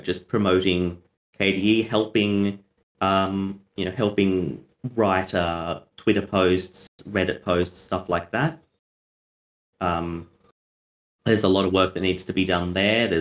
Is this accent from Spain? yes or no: no; Australia